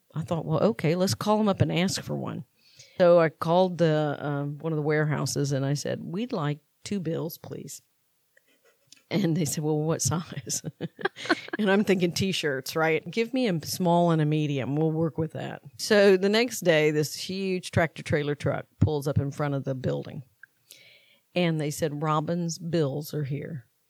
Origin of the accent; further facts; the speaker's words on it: Valdosta, Georgia, United States; I grew up in Valdosta, Georgia